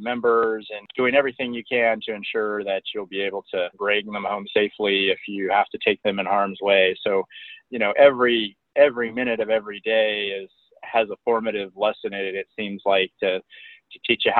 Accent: Springfield, Virginia, United States; also born or lived in Las Vegas / Germany; I was born in Las Vegas, Nevada, and we moved all over the country and the world, frankly, living in Germany for about 4 years. Ultimately, I went to high school in Northern Virginia for 2 of the 4 years, and that's where I graduated

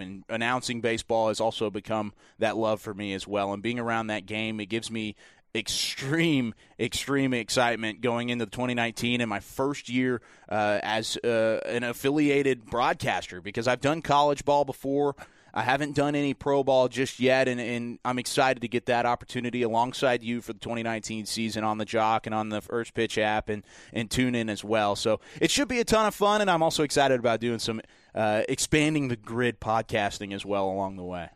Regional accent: Waco, Texas, United States; also born or lived in Dallas-Fort Worth, Texas; I was born and raised in Waco, Texas

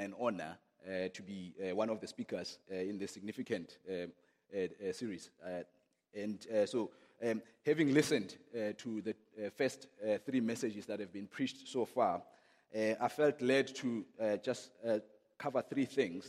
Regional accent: Johannesburg, Gauteng, South Africa; I'm from Johannesburg, South Africa, and I lead a church called God First Tembisa

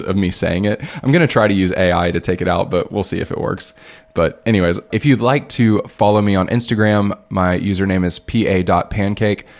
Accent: United States; moved away as an adult; now in Liberia; me being an American

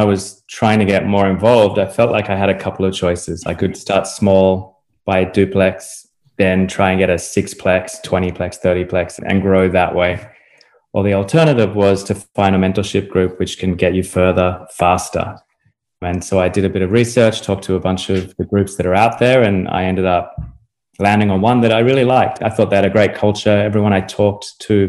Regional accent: Australia; moved away as an adult; also born or lived in United Kingdom / Europe / Chicago; now in Florida, United States; the place where I grew up in Australia

